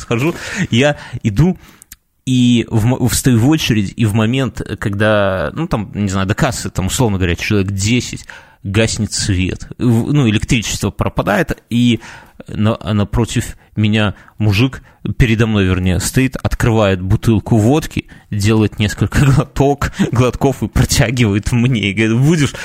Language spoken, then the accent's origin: Russian; Belarus; мы из Беларуси